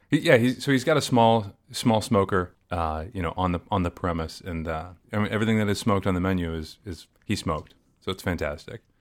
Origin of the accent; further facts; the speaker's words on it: Maryland, United States; I grew up in the South, and I grew up south of the Mason-Dixon line